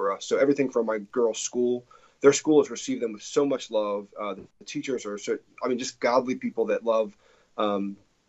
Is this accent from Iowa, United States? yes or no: no; New Jersey, United States; moved away as an adult; also born or lived in Texas; now in Franklin, United States; I'm from New Jersey originally